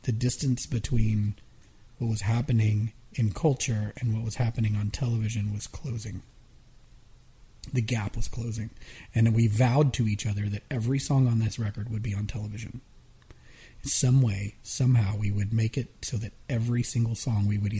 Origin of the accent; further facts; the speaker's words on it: Atlanta, Georgia, United States; the music we grew up with in Atlanta